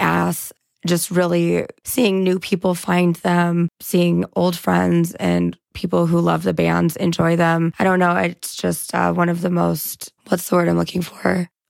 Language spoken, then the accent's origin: English; Denver, Colorado, United States